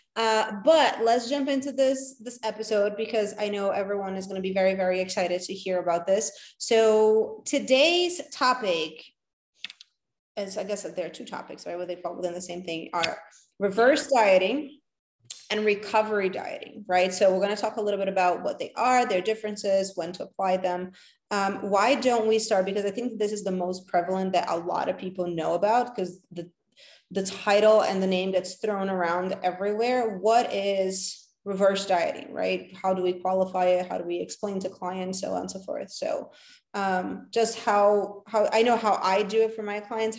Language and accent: English; New York, United States; also born or lived in Los Angeles; a New Yorker, as a avid New Yorker. I lived here for 13 years before I moved to California